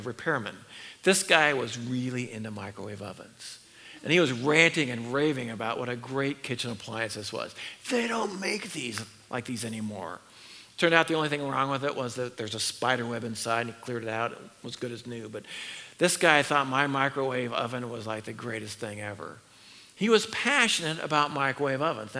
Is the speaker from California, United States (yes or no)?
yes; Northern California, United States; I was raised in Northern California where there are redwood trees